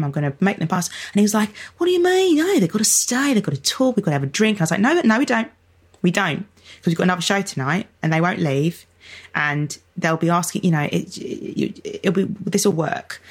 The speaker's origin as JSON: {"language": "English", "region": "London", "country": "United Kingdom", "said": "I'm from Lewisham"}